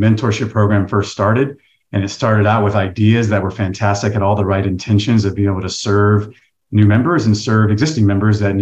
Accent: the South, United States; now in San Diego, United States; I'm from the South, so I have a little bit tighter community around me

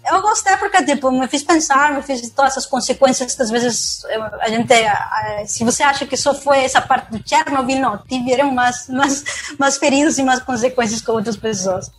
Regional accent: Peru; Portuguese is a second language; now in Brazil; eu sou do Peru, mano. Todo mundo percebe meu sotaque.

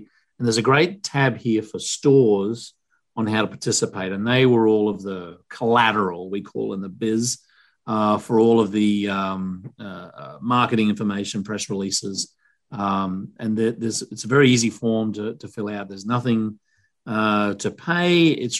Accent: Australia; now in United States; I'm from Australia, but we just recently become US citizens.

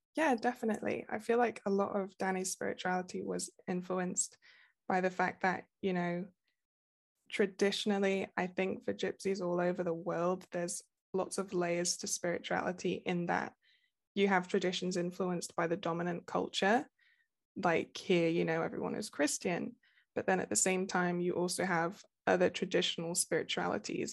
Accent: Nottingham, East Midlands, United Kingdom; I am from the U K. I'm from Nottingham, uh, like Robin Hood.

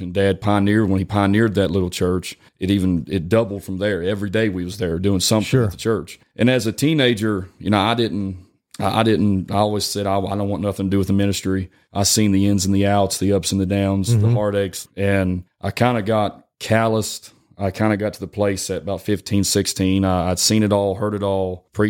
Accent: West Virginia, United States; I'm from West Virginia.

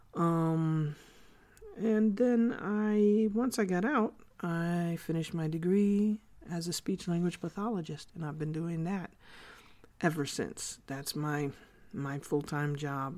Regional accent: New York City, New York, United States; also born or lived in Korea; I was born and raised in the Bronx, New York.

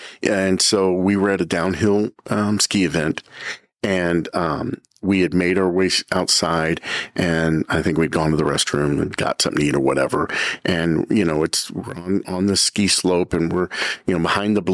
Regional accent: United States; I'm an American

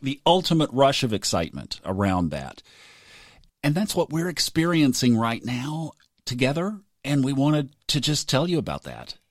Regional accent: Tulsa, Oklahoma, United States; I grew up in Tulsa

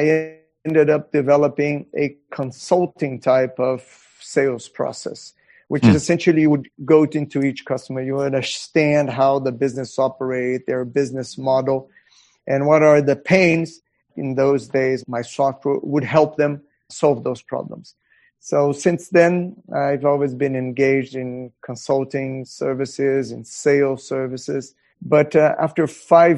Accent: Brazil; I was born in Brazil. I went through college in Brazil

